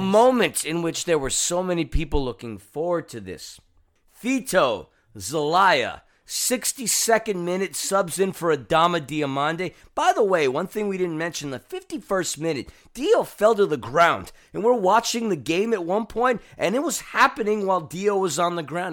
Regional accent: New York, United States; now in Los Angeles, United States; I'm a New Yorker

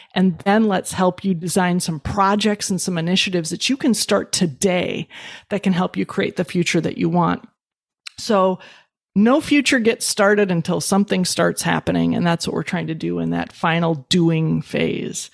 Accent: Midwest, United States; I was raised in the Midwest.

